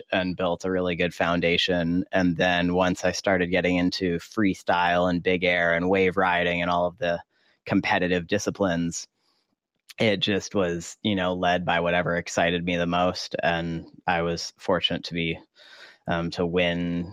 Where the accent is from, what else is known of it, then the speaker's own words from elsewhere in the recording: Maui, Hawaii, United States; I grew up here on Maui in Hawaii